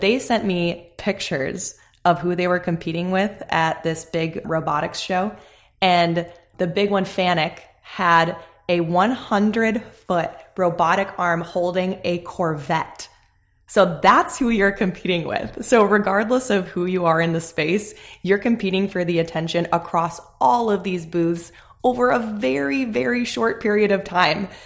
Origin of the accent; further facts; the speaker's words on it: Chicago, Illinois, United States; moved away as an adult; now in Charlotte, United States; I grew up in the Chicagoland area. I spent my whole life there until we moved to Charlotte about a year ago now